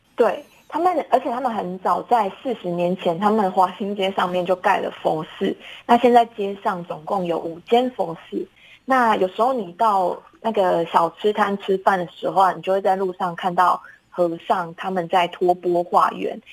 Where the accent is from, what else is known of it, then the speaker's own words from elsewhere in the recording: Taiwan; 我们就是台湾人